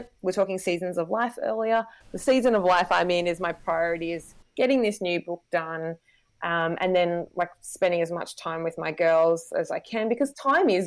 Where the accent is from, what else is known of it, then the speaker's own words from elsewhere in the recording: Wagga Wagga, New South Wales, Australia; also born or lived in Sydney; I live in a country town in regional New South Wales called Wagga Wagga, which is my hometown where I grew up